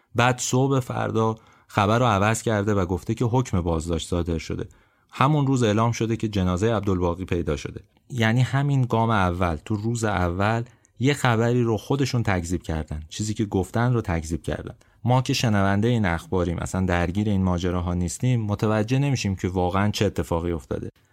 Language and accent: Persian; Abadan, Khuzestan, Iran; moved away; به عنوان یه آبادانی